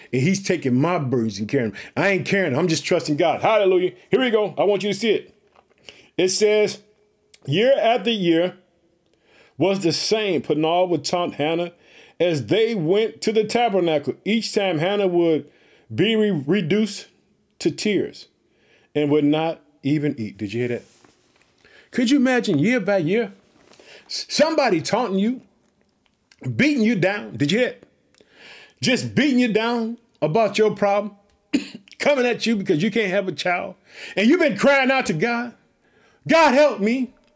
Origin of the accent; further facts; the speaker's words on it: Illinois, United States; Illinois, which is my home state. I reside in the city of Chicago.